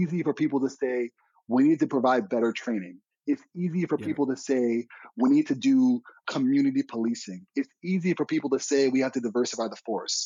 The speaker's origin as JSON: {"language": "English", "town": "New York City", "region": "New York", "country": "United States", "tie": "born or raised there", "said": "I grew up in the Bronx"}